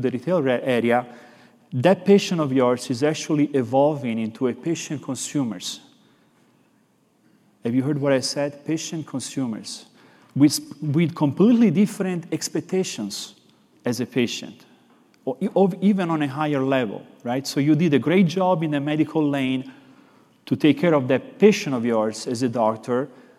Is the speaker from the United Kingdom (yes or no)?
no; Florence, Tuscany, Italy; accent: Italian; English is a second language; I'm actually from Florence, Italy, so I have this little bit of an accent